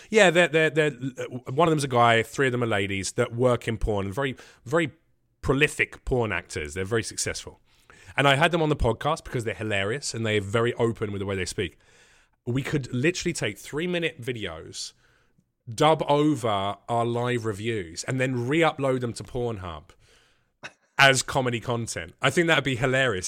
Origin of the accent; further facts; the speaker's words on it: England, United Kingdom; accent: English; now in United States; Everyone wants to do their English accent when they meet me